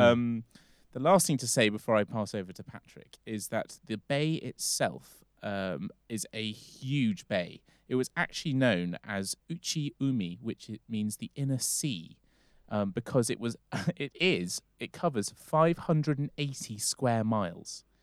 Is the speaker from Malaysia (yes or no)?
no; England, United Kingdom; we're both English or British